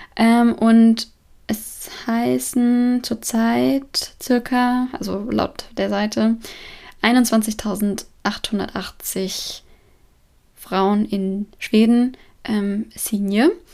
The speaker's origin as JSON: {"language": "German", "country": "Germany", "moved": "as an adult", "lives_now": "Sweden", "said": "als Deutsche"}